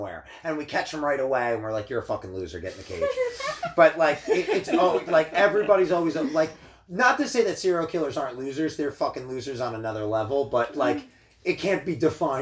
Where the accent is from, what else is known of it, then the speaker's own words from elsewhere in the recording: New Jersey, United States; I grew up in New Jersey, so I would consider our state a little more liberal